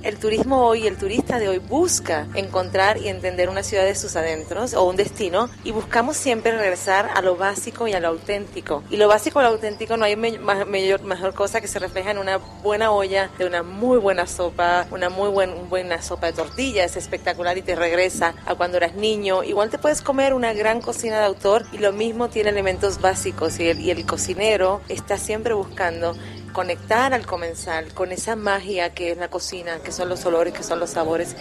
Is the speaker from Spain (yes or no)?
no; Puerto Rico; now in Mexico; Me sigo llamando la niña de la isla porque sabes que soy de Puerto Rico colonizando México